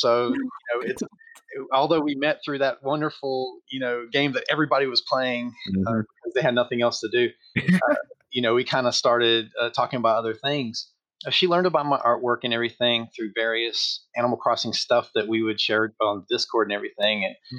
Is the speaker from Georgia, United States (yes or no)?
yes; Georgia, United States; now in California, United States; Anybody who lives in the States is going to see that I don't have that kind of accent, but I'm originally from Georgia. And Georgia. So I'm from the South, but I moved to California several years ago, back in 2002.